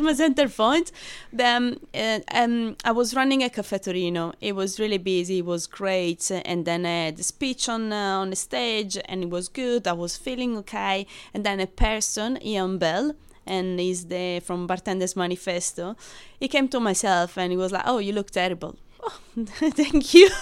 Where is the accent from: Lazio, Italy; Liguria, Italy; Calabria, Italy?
Lazio, Italy; Rome; English is a second language; moved away as an adult; now in London, United Kingdom; I'm from Rome